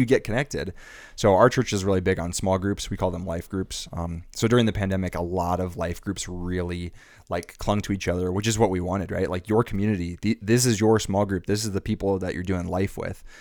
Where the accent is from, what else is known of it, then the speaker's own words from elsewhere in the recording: Arizona, United States; moved away as an adult; also born or lived in Irvine, California; I'm from Arizona